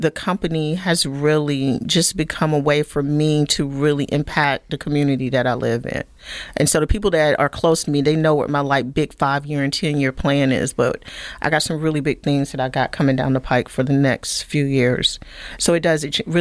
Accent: Sampson County, North Carolina, United States; moved away as an adult; also born or lived in Durham, North Carolina / Germany; I grew up down in Sampson County, barefoot, dirt road, kind of poor.

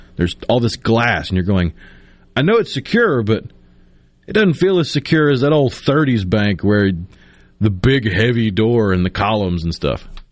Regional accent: Tupelo, Mississippi, United States; moved away; also born or lived in Clinton, Mississippi; In my hometown of my childhood in Tupelo

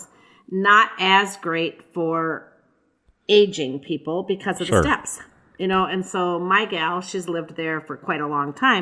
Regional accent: Wabasha, Minnesota, United States; I grew up in Wabasha

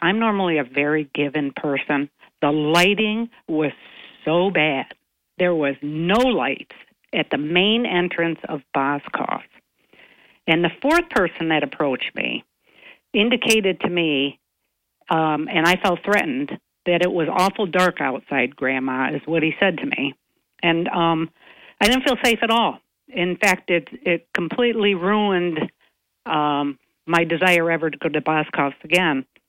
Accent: Owego, New York, United States; also born or lived in Binghamton; I grew up in Owego and came to Binghamton in the in the 80s

